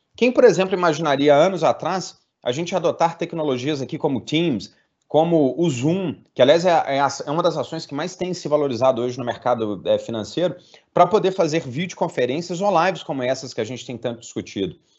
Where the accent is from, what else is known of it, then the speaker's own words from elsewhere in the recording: Minas Gerais, Brazil; como mineiro